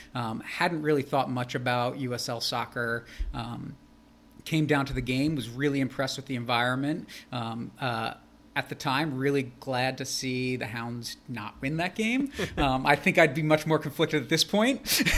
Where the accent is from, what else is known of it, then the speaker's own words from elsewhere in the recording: New York, United States; Growing up in New York, about 75 miles north of New York City